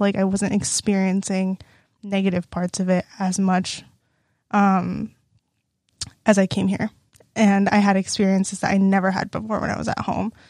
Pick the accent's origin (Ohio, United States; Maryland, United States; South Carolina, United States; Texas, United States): Texas, United States; Lake City; moved away as an adult; now in Iowa, United States; I'm from Lake City, Texas. That's, like, close to the Houston area, suburby area.